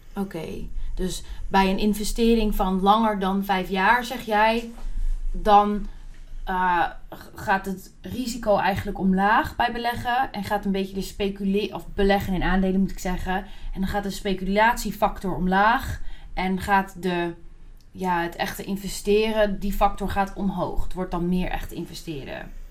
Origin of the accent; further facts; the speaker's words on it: Netherlands; als Nederlanders